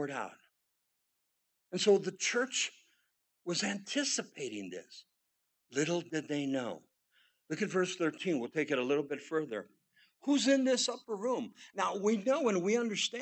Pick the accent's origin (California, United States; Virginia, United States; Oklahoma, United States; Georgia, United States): California, United States; Southern; I grew up in Southern California, and I grew up a staunch Catholic